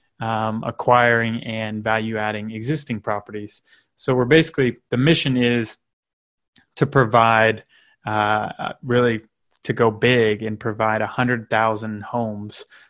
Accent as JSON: {"language": "English", "region": "Northern Kentucky", "country": "United States", "tie": "born or raised there", "said": "I grew up in Northern Kentucky"}